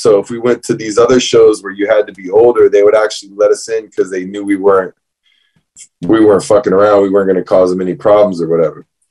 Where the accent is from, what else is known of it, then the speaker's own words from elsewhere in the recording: Fort Pierce, Florida, United States; We're talking South Florida. I'm from Fort Pierce, so it's like the Treasure Coast, as they call it.